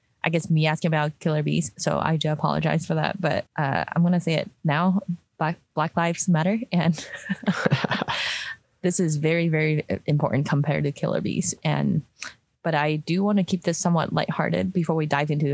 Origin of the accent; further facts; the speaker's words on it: Hong Kong; now in Utah, United States; I grew up in Hong Kong, so like very humid